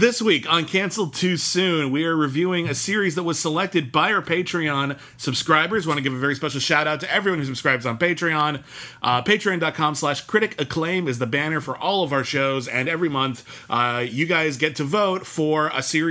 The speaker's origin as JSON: {"language": "English", "town": "Pasadena", "region": "California", "country": "United States", "tie": "born or raised there", "also_born_or_lived": "Arcadia, California", "said": "I was born in Arcadia, but I would move to Pasadena when I was 6 months old"}